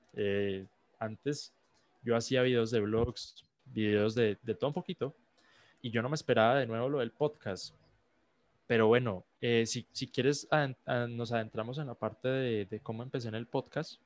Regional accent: Colombia; soy un joven de, de, 16 años, soy colombiano

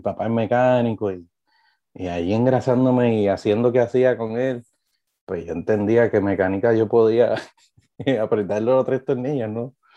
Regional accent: Trujillo Alto, Puerto Rico; Yo me crié en aquel balcón, yo soy de Trujillo Alto, eh, de Carraízo

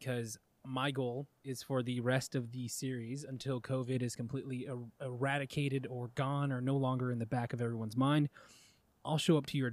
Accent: Goodyear, Arizona, United States; I'm from Goodyear, you know, I'm from the fucking country west side

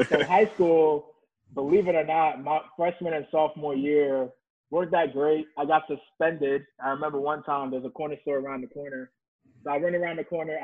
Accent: New York, United States; moved away as an adult; now in Atlanta, United States; I'm from New York, born in Brooklyn, lived in Jamaica, Queens.

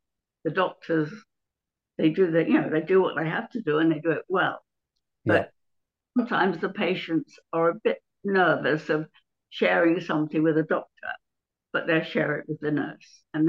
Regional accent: Kingston upon Thames, London, United Kingdom; moved away as an adult; also born or lived in Mitcham / Streatham; now in Brighton, United Kingdom; I was born in Kingston upon Thames.

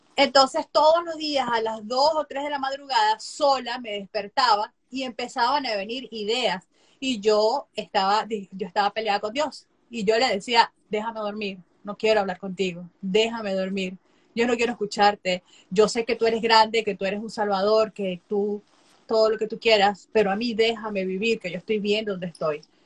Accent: Venezuela; moved away as an adult; now in United States; soy venezolana, soy médico cirujano. Eh, me gradué en el 2017 de médico cirujano en Venezuela, en mi país

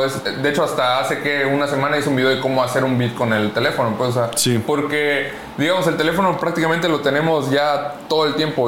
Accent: Acapulco, Guerrero, Mexico; soy de Acapulco

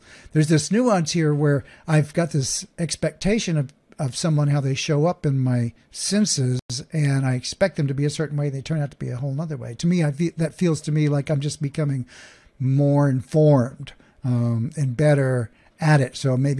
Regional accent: Oklahoma, United States; there's a thing called a Southern accent, and I grew up in Oklahoma. And so while that's not exactly a Southern one, it is definitely one, and it's one that I know pretty darn well, because I was there.

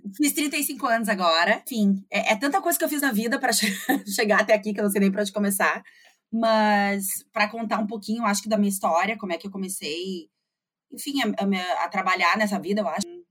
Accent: Porto Alegre, Rio Grande do Sul, Brazil; moved away as an adult; also born or lived in United States; eu sou de Porto Alegre, eu morei aqui até

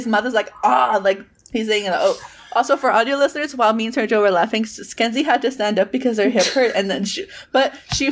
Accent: Texas, United States; as a Texan

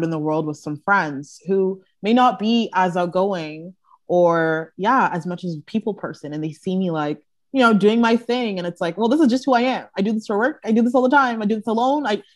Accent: Brampton, Ontario, Canada; moved away as an adult; now in Toronto, Canada; I live in Toronto now, but growing up in Brampton, we all knew each other for years

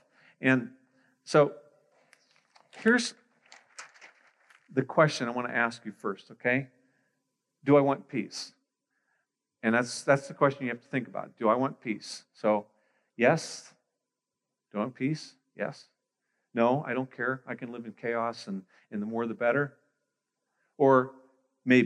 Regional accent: Pittsburgh, Pennsylvania, United States; moved away as an adult; now in Greater Toronto Area, Canada; I was born in Pittsburgh, Pennsylvania, so I'm an American.

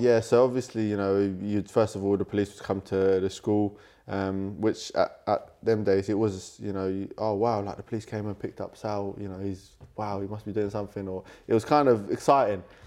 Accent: London, United Kingdom; born and raised in London. Um, I'm a London boy

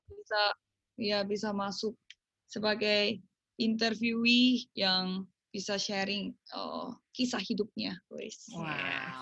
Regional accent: South Korea; also born or lived in Surabaya, Indonesia; saya orang Korea.

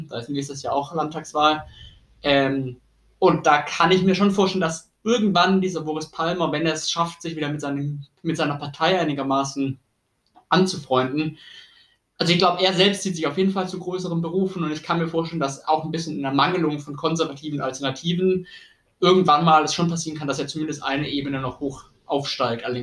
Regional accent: Tübingen, Baden-Württemberg, Germany; moved away as an adult; also born or lived in Bamberg; ich komme ursprünglich aus Tübingen, bin zum Studium nach Bamberg gegangen

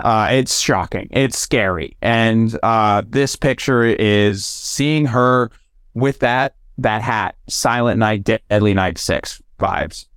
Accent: United States; as an American

